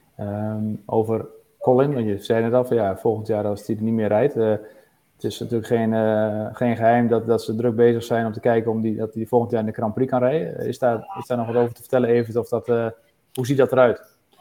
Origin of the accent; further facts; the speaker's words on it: Netherlands; wij als Nederlanders